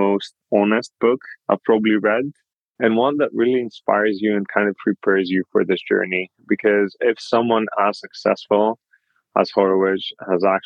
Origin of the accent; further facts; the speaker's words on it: Greece; moved away as an adult; also born or lived in Europe / United States; I was born and raised in Greece